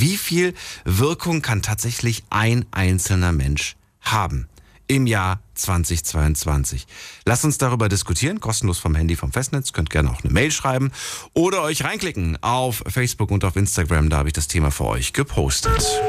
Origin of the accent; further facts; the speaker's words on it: Thuringia, Germany; von meinem Geburtsort in Thüringen